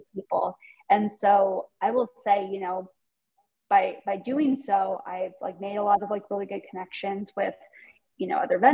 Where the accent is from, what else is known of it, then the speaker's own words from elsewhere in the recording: Iowa, United States; moved away as an adult; also born or lived in New York City, United States; now in Des Moines, United States; I'm from the Quad Cities.